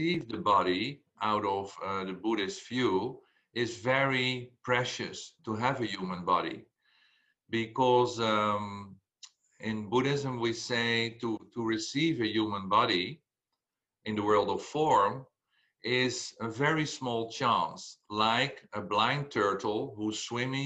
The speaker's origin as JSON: {"language": "English", "country": "Belgium", "said": "I said, Belgium"}